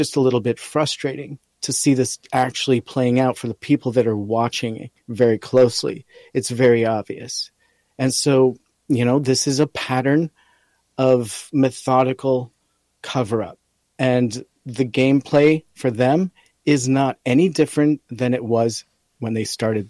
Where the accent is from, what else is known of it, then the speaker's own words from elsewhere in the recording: upstate New York, United States; moved away; also born or lived in Hawaii; I'm from upstate New York.